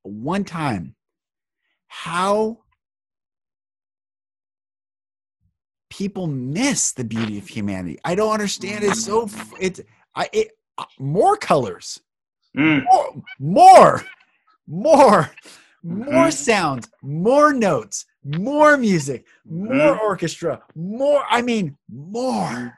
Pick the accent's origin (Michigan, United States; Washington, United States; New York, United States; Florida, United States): Washington, United States; Marysville; I grew up in Marysville up north of Seattle